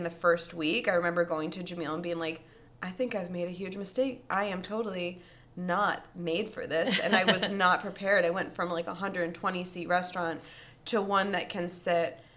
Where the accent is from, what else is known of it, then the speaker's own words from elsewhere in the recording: Washington Crossing, Pennsylvania, United States; moved away as an adult; also born or lived in Vail / Martha's Vineyard / Philadelphia / Yardley, Pennsylvania, United States; I grew up in Washington Crossing, and I moved around to a couple of places